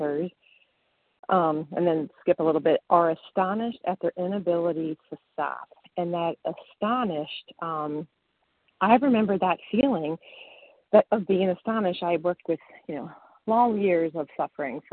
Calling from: Western Massachusetts, United States; I'm calling from Western Massachusetts

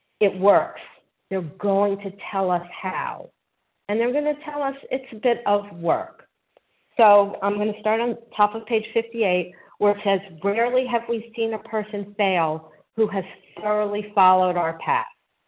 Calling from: North Carolina, United States; also born or lived in New Jersey; I'm calling from North Carolina. I was formerly in New Jersey.

